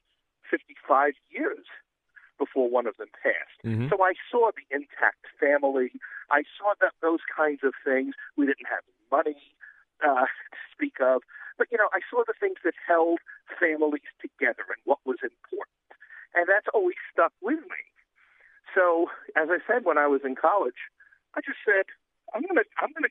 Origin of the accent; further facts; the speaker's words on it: New York City, New York, United States; I'm from New York City, if you haven't picked up my accent yet. And, in Queens, New York, going to high school